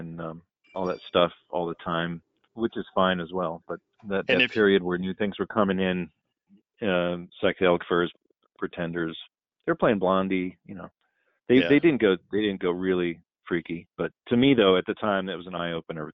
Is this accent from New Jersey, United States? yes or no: no; Cleveland, Ohio, United States; I grew up in Cleveland, Ohio